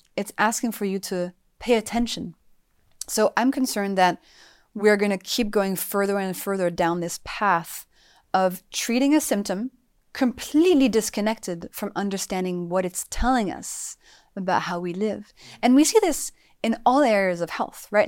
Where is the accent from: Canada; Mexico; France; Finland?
France; moved away; also born or lived in United States; I grew up in France